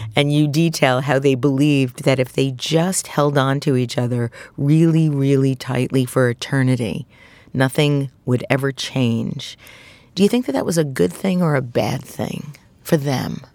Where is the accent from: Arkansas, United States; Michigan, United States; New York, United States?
New York, United States; New York City; also born or lived in Queens / Staten Island; I, too, was brought up in Brooklyn.